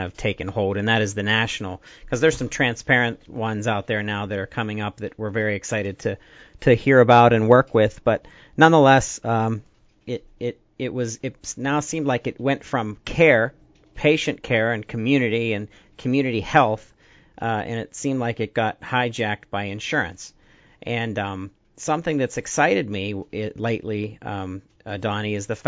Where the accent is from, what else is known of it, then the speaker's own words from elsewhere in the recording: Butler County, Pennsylvania, United States; I grew up in Butler County, Pennsylvania